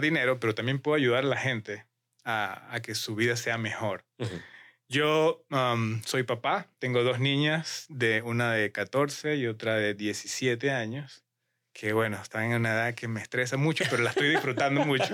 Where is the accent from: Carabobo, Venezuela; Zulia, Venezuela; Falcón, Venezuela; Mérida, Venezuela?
Mérida, Venezuela; now in Utah, United States; vengo de Mérida, Venezuela, donde es una ciudad de muchas montañas